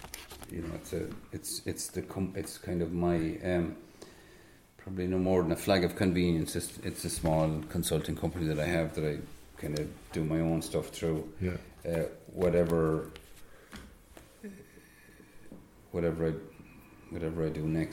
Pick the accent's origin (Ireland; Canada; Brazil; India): Ireland; Tipperary, Munster; also born or lived in Netherlands; I'm from Tipperary